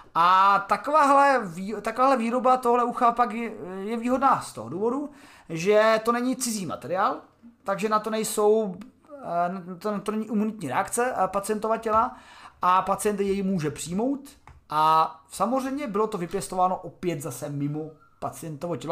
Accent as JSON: {"language": "Czech", "country": "Czechia", "said": "jsem Čech"}